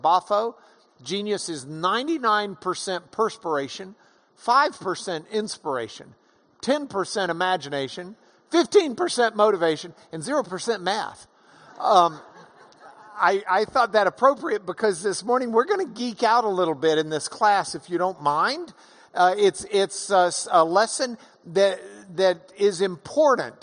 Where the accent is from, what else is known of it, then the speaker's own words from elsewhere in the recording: Lubbock, Texas, United States; I'm from Lubbock